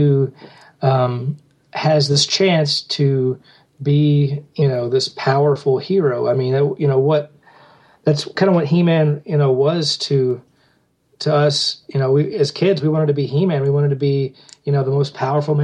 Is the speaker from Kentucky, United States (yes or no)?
yes; Kentucky, United States; we shot it here in my hometown